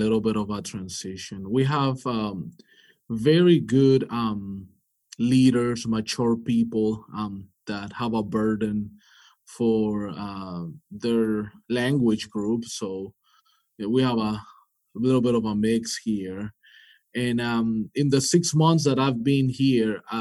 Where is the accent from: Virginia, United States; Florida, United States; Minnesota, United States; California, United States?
Florida, United States; Miami; moved away as an adult; also born or lived in North Carolina / Colombia (ancestry); now in Vancouver, Canada; I come from Miami, Florida. That's where I grew up